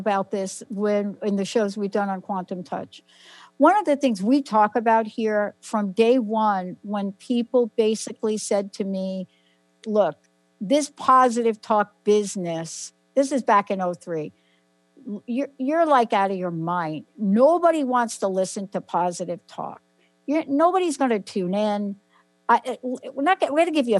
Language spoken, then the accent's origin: English; New Jersey, United States; moved away; also born or lived in New York; I was born in New York, lived in New Jersey most of my life